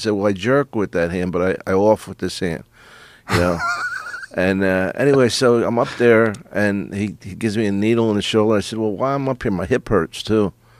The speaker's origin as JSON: {"language": "English", "town": "Philadelphia", "region": "Pennsylvania", "country": "United States", "said": "I'm from Philly"}